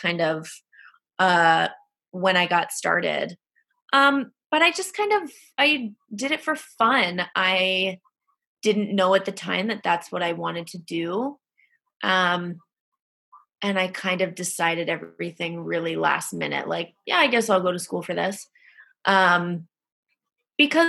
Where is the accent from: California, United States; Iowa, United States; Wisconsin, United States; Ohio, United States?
Iowa, United States; now in Chicago, United States; I grew up in the Midwest, and I grew up in Iowa